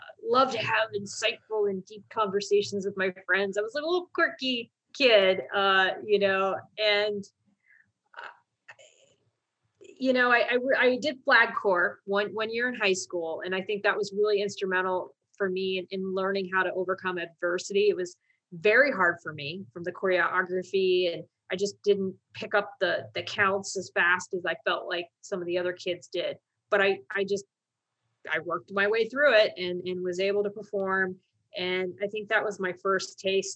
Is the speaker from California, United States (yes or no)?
no; Columbus, Ohio, United States; moved away as an adult; I'm actually from Columbus, Ohio. It's a state in the Midwest portion of the United States. And in Columbus, Ohio, military service is not something that the kids grow up thinking they're going